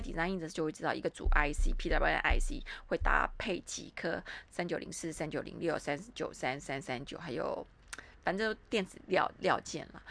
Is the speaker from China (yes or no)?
no; Taiwan; 我们台湾人出面会非常麻烦